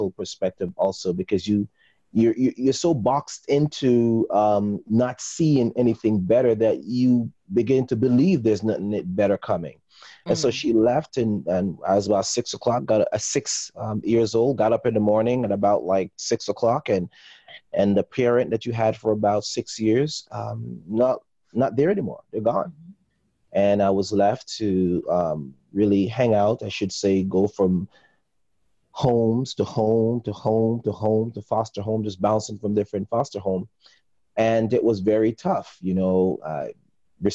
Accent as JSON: {"language": "English", "country": "Jamaica", "said": "I'm originally from Jamaica"}